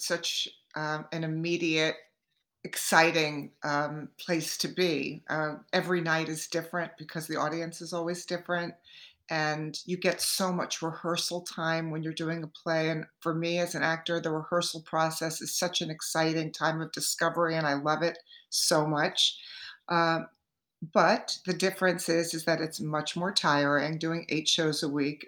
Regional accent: Hewlett Bay Park, New York, United States; I was raised out on Long Island

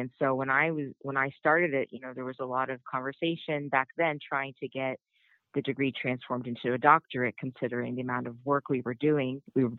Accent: Long Island, New York, United States; I grew up in Long Island, New York.

